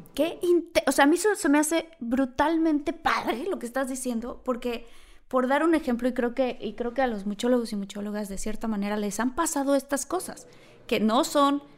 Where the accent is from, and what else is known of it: Mexico; moved away as an adult; now in United States